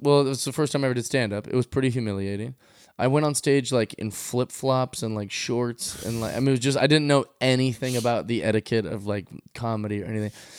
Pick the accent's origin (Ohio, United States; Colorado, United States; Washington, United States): Washington, United States; Seattle